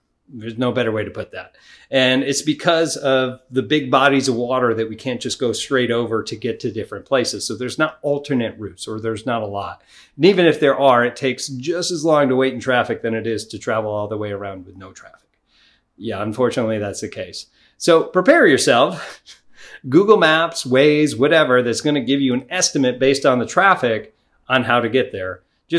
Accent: New York, United States; If you lived in one of them states like California or New York, I'm originally from New York, it was just ridiculous how much that they were charging you.

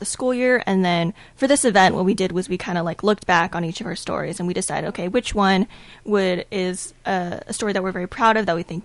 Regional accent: Texas, United States; moved away as an adult; now in Northfield, United States; I'm from Texas.

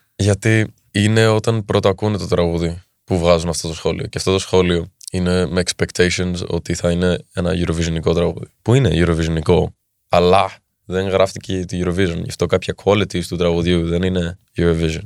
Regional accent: Athens, Attica, Greece; Είμαι από την Ελλάδα. Είμαι μισό Έλληνα, μισό Δανό. Εδώ μεγάλωσα όμω και εδώ γεννήθηκα στην Ελλάδα.

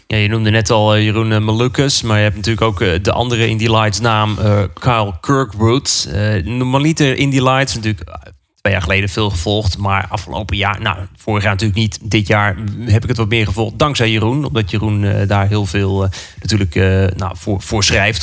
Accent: Netherlands; wij als Nederlanders

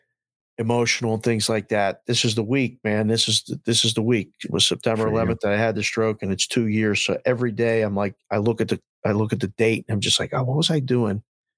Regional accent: Pittsburgh, Pennsylvania, United States; moved away as an adult; also born or lived in Curacao; now in Las Vegas, United States

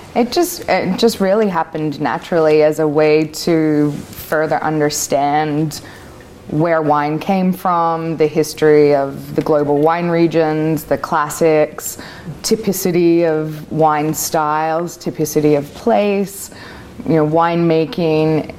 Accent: Australia; also born or lived in Vancouver; now in Oregon, United States; I am Australian

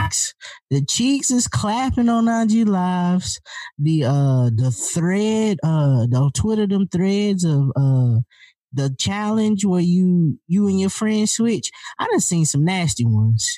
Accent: the South, United States; I'm from the South

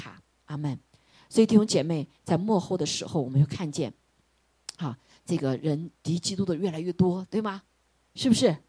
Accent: China; 我们中国人说一句话，不是不报，时候未到。

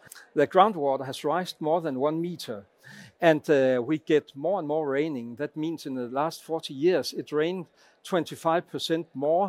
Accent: Lemvig, Central Denmark Region, Denmark; I am from Klimatorum in Lemvig.

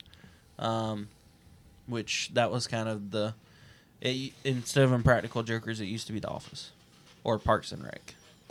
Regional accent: Dacusville, South Carolina, United States; I grew up in Dacusville.

